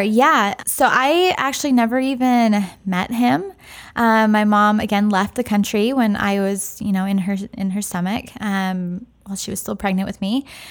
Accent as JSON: {"language": "English", "town": "San Francisco", "region": "California", "country": "United States", "tie": "born or raised there", "said": "I grew up in San Francisco, downtown San Francisco"}